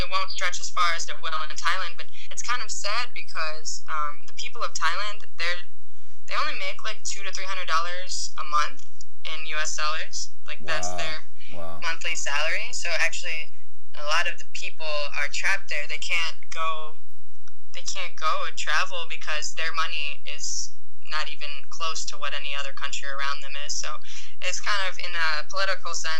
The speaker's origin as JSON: {"language": "English", "town": "Cleveland", "region": "Ohio", "country": "United States", "said": "I'm from Cleveland"}